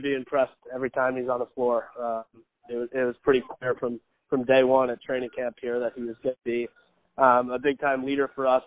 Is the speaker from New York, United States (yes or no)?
yes; East Meadow, New York, United States; moved away; a mile and a half from where I grew up is in Nassau Coliseum